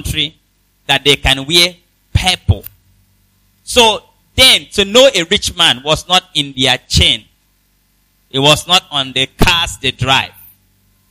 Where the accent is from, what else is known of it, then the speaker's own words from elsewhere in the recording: Nigeria; I come from Nigeria. That's my country